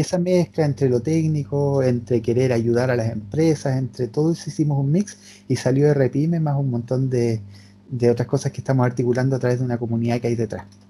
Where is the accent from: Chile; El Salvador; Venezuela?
Chile; Temuco, Araucanía; Nosotros somos de Temuco